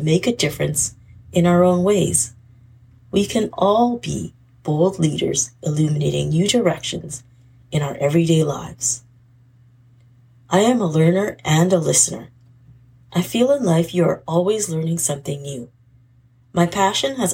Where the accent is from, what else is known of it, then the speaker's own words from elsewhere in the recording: British Columbia, Canada; I am from British Columbia, Canada